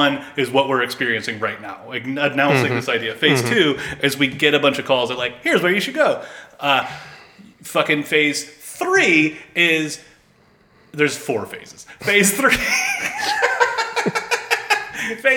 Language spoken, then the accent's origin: English; Georgia, United States; I'm from Georgia